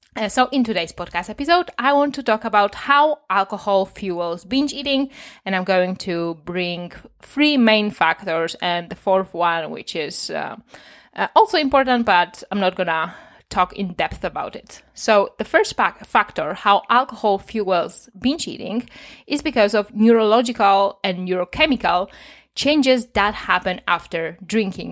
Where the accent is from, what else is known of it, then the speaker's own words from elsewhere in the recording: Poland; as a child, I saw a lot of alcoholism on the street because I'm from Poland